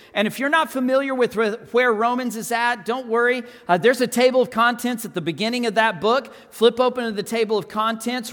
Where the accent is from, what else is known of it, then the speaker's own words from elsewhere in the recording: Texas Panhandle, United States; also born or lived in Canyon, Texas; I grew up in the Texas Panhandle. If you're not sure where that's at, think Amarillo, Texas